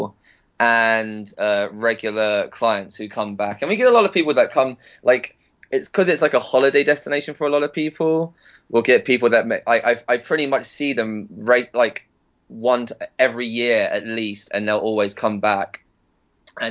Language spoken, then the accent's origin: English; Southwick, South East England, United Kingdom; I was born and I grew up in Southwick, which is a wee town just about 20 minutes down on the train from Brighton